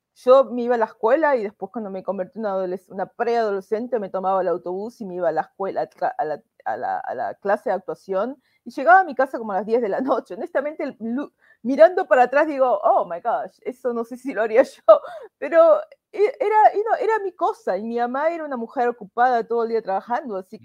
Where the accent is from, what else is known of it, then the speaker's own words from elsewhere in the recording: Buenos Aires, Argentina; moved away as an adult; now in United States; soy de Buenos Aires, nací en La Paternal, es un barrio de clase media